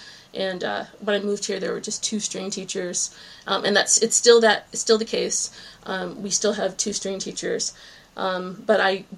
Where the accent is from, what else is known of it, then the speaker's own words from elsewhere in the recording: New England, United States; born there; also born or lived in Virginia; now in Cape Cod, United States; Well, I was born in New England and I had always wanted to come back.